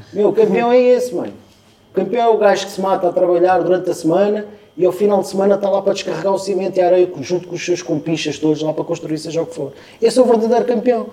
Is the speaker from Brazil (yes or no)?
no; Portugal; Ah, somos de Portugal